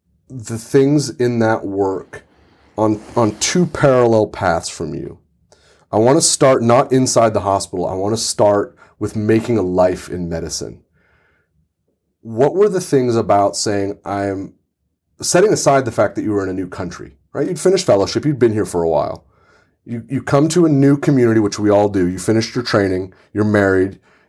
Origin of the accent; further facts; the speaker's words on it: Santa Rosa, California, United States; We're recording this in the house that I grew up in Santa Rosa, California, just north of San Francisco.